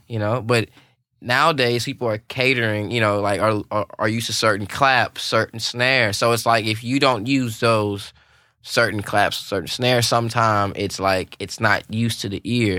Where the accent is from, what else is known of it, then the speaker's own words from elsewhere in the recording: Louisiana, United States; now in Nashville, United States; I'm from Louisiana